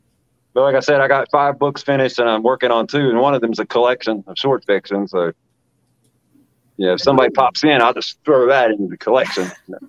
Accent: West Virginia, United States; now in Ohio, United States; So, I mean, I'm from West Virginia, but I've lived all over America. And I finally settled down here in Ohio. I've been here since 2013, so almost 9 years now.

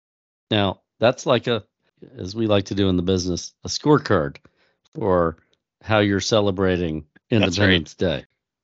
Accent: Texas, United States; I'm from Texas, where not only is there a chicken in every pot, but there's a set of fireworks in every pot.

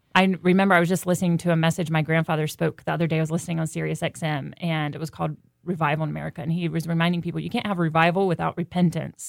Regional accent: North Carolina, United States; I was from North Carolina

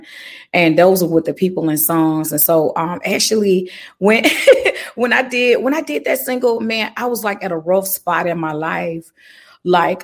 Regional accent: Birmingham, Alabama, United States; I'm from Birmingham, Alabama

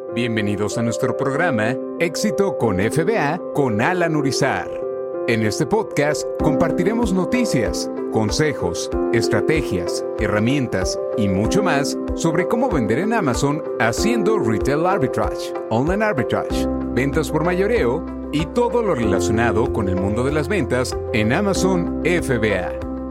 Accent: El Salvador; now in Miami, United States; soy de, El Salvador, vivo aquí en la ciudad de Miami y eh, llegué a los Estados Unidos en el año 2007

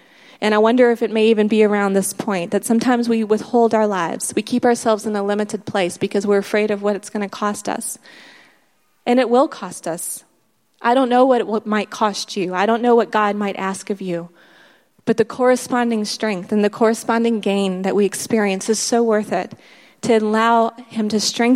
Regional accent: United States; moved away as an adult; also born or lived in South Africa; We're American

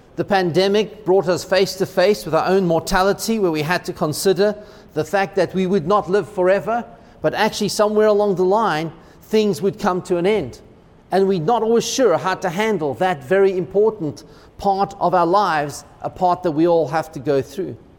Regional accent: United States; as an American

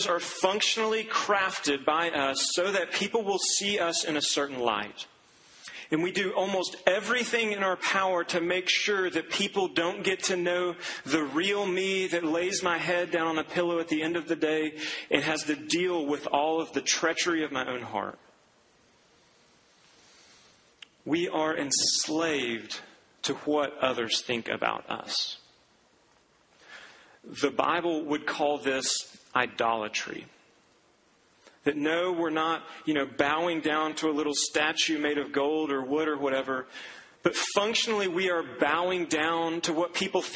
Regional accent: Duncan, Oklahoma, United States; moved away; I went back to my hometown, to the golf course where I grew up playing

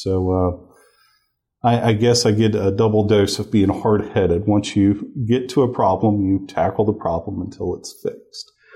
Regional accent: Gulfport, Mississippi, United States; moved away as an adult; also born or lived in Memphis, Tennessee / Columbus, Mississippi; now in Oklahoma City, United States; I was born in Gulfport, Mississippi, uh, right there on the Mississippi Gulf Coast

